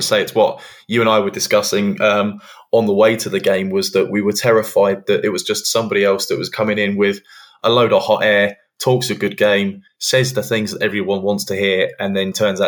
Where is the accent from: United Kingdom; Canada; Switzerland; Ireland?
United Kingdom; England; as an English football fan